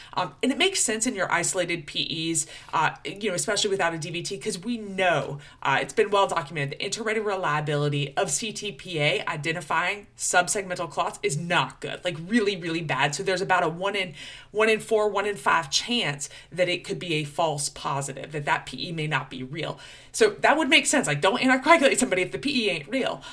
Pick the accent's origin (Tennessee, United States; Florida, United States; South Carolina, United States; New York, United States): Florida, United States; Florida Panhandle, United States; accent: Georgia; moved away; also born or lived in Chapel Hill, North Carolina; They call it the Redneck Riviera, the Panhandle of Florida, right over by Alabama